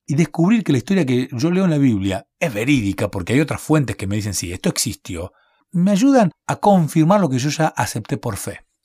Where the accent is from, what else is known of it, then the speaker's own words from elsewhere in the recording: Bahía Blanca, Buenos Aires Province, Argentina; Yo nací en Bahía Blanca